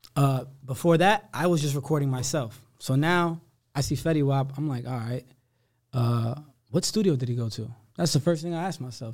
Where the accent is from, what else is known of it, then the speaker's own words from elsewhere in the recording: Somerville, New Jersey, United States; I grew up in Somerville. I grew up in Somerset County